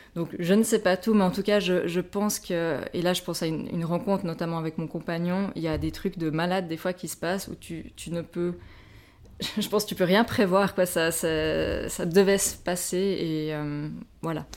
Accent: Switzerland; chez nous, en Suisse

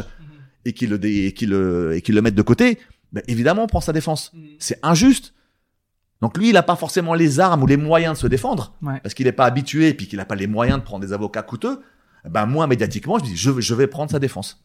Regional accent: Val-d'Oise, Île-de-France, France; je viens du Val d'Oise

